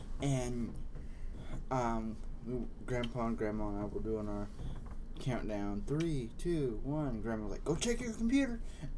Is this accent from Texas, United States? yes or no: no; Kokomo, Indiana, United States; Now, in my hometown, our Kokomo High School, they do our own little ball.